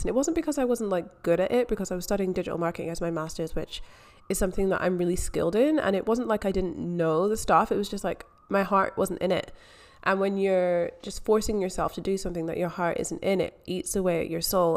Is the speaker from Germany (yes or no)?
no; Scotland, United Kingdom; moved away as an adult; also born or lived in England; now in Melbourne, Australia; I am from Scotland. I grew up in Scotland.